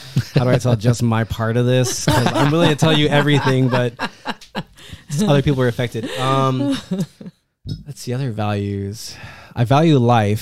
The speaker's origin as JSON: {"language": "English", "country": "United States", "tie": "born or raised there", "said": "I was born in America. I'm American."}